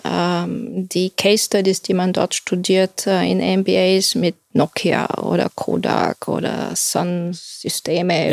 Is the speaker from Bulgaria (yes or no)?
yes; Bulgaria; moved away as an adult; also born or lived in Silicon Valley; now in Germany; ich bin Bulgarin